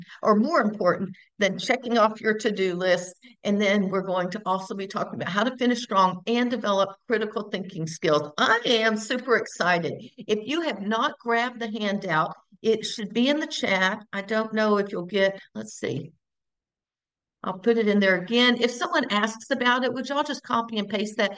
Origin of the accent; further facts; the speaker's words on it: Houston, Texas, United States; also born or lived in Bryan, Texas; I am born and raised in Texas, born in Houston, now live in Bryan, Texas as well